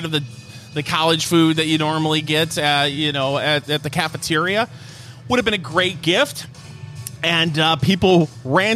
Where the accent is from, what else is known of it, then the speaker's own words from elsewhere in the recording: Michigan, United States; I'm from Michigan